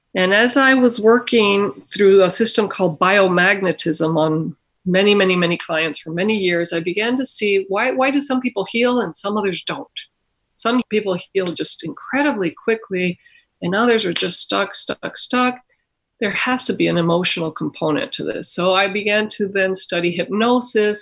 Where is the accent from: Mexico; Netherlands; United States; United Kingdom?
Mexico; moved away; I was born and raised in Mexico myself